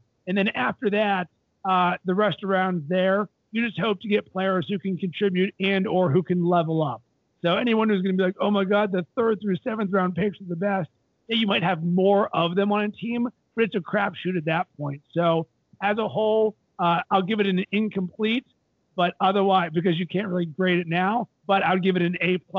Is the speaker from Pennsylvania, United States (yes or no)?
yes; Pittsburgh, Pennsylvania, United States; moved away as an adult; now in Chicago, United States; Growing up in Pittsburgh, I loved basketball, didn't have a team, but my mom's side of the family is from Chicago, and we would come here from for holidays.